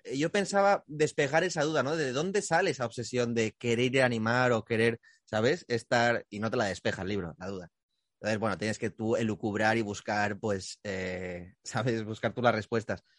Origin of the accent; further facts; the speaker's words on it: Gandia, Valencian Community, Spain; Manolo está aquí de Valencia, o sea, de donde soy yo. O sea, yo soy de Gandía